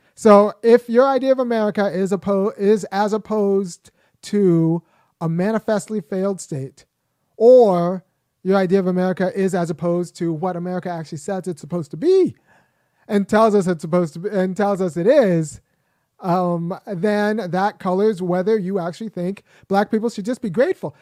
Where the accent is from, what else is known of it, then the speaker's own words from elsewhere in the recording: Los Angeles, California, United States; I was born in Los Angeles. I'm American